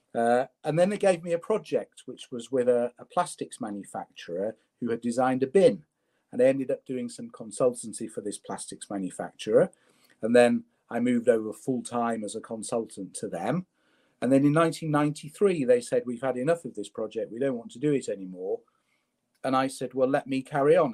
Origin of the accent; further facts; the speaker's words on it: Leeds, Yorkshire and the Humber, United Kingdom; I was born in Leeds. I was born in my in my in my late grandmother's bedroom in in in Chapel Town